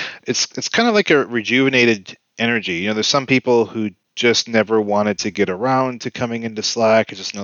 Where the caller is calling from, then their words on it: Cleveland, Ohio, United States; It's me. I'm in here from Cleveland.